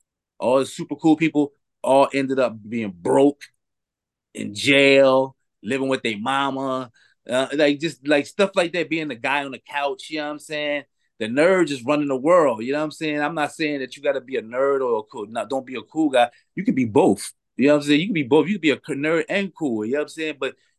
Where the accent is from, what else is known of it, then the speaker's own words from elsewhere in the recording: Philadelphia, Pennsylvania, United States; You know, especially where I was coming from Philadelphia, it was hard to get that good weed.